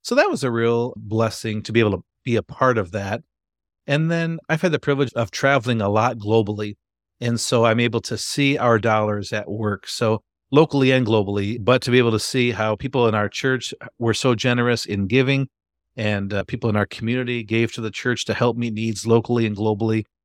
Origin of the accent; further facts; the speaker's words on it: Grand Rapids, Michigan, United States; I'm from Grand Rapids, Michigan. Been a Michigander all my life